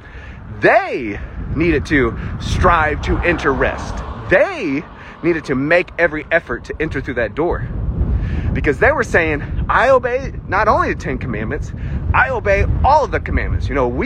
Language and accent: English; the South, United States; accent: southern; I already have a southern accent